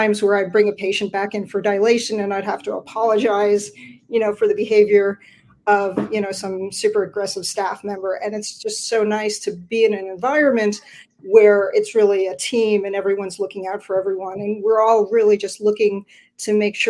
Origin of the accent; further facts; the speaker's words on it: Ontario, Canada; also born or lived in Florida; now in Vancouver, Canada; I'm originally from Ontario